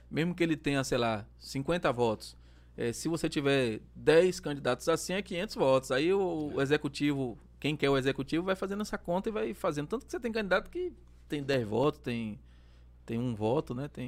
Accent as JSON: {"language": "Portuguese", "town": "Lauro de Freitas", "region": "Bahia", "country": "Brazil", "tie": "born or raised there", "said": "É onde eu fui criado, né? Muito criado, próximo né? das pessoas."}